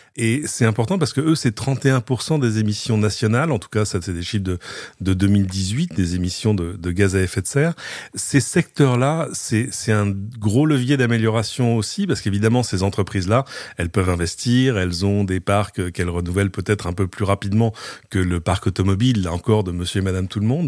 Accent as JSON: {"language": "French", "country": "France", "said": "chez nous en France"}